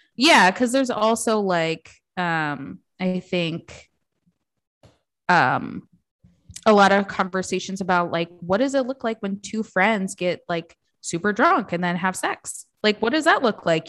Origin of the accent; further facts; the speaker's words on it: Midwest, United States; I grew up in the Midwest